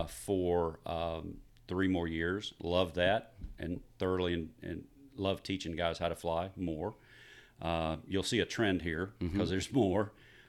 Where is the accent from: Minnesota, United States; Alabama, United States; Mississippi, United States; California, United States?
Mississippi, United States; Columbus; And right after graduation, I went to pilot training in Columbus, Mississippi, which happened to be my hometown.